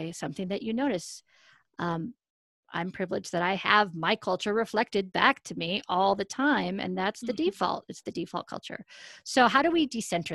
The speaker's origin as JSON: {"language": "English", "region": "Colorado", "country": "United States", "tie": "born or raised there", "said": "I grew up in Colorado"}